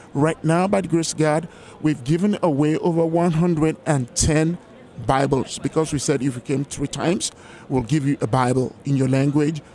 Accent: Lagos, Nigeria; moved away; My country of origination is Nigeria in West Africa

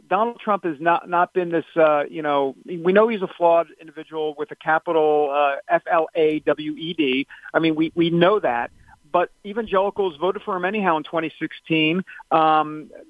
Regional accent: New York, United States; I'm from New York.

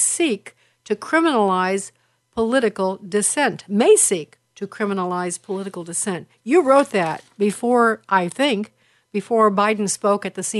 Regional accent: Chicago, Illinois, United States; I'm from Chicago

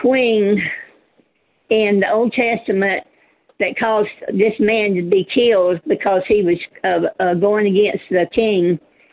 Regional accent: Wildwood, Florida, United States; now in Georgia, United States; I'm from Wildwood, Florida

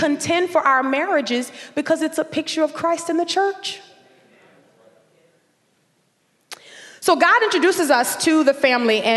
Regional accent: New Orleans, Louisiana, United States; also born or lived in Dallas, Texas; we would move back from Dallas, Texas to New Orleans, where we would grow up in Section

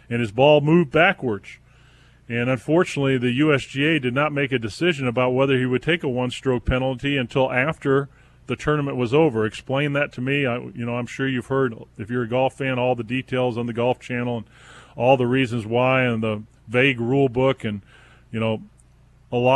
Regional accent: Southern California, United States; The Lakers, my team, who I grew up watching in Southern California

